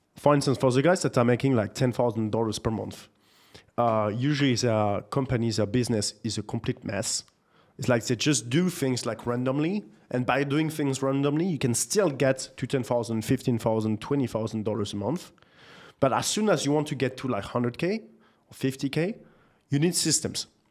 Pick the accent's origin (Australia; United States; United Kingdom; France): France; Nantes, Pays de la Loire; moved away; also born or lived in Paris; I grew up in the beautiful city of Nantes in France